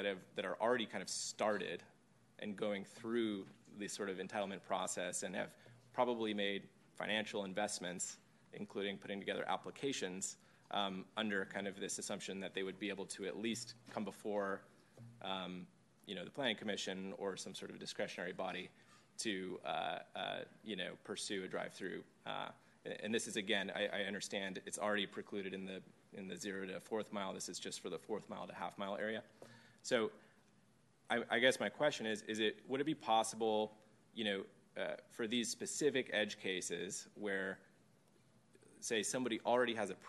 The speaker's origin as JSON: {"language": "English", "town": "San Luis Obispo", "region": "California", "country": "United States", "tie": "born or raised there", "said": "I grew up in San Luis Obispo."}